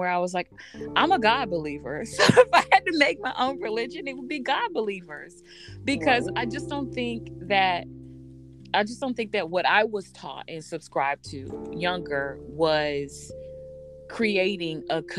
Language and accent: English; the South, United States; moved away; growing up in the South